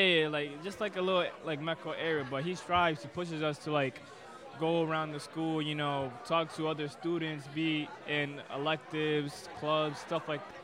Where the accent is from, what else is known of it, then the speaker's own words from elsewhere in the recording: Boston, Massachusetts, United States; also born or lived in Dominican Republic; I was born in Dominican Republic and raised in Boston